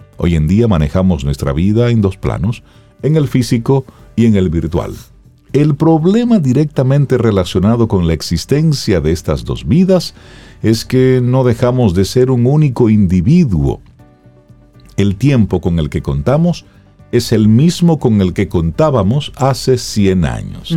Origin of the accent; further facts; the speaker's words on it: Salcedo, Hermanas Mirabal, Dominican Republic; moved away; yo sé de Salcedo